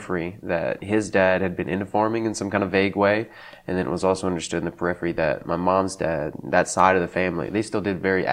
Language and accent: English; south of Crowley, Lions Point, Louisiana, United States; I actually grew up south of Crowley in around a little area called Lions Point, which is not actually a city